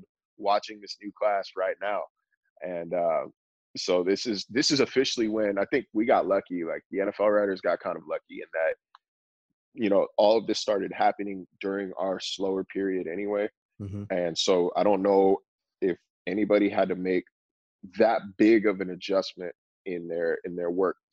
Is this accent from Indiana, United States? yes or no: no; Northern California, United States; moved away as an adult; also born or lived in Phoenix, Arizona; I grew up in Northern California